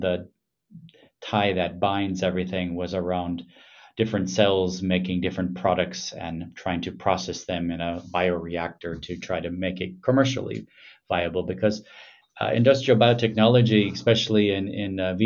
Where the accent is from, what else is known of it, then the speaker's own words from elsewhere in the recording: Milwaukee, Wisconsin, United States; moved away as an adult; also born or lived in Madison, Wisconsin / Ann Arbor, Michigan / Boston, Massachusetts / Bern, Switzerland; now in Helsinki, Finland; I'm originally from Milwaukee, Wisconsin.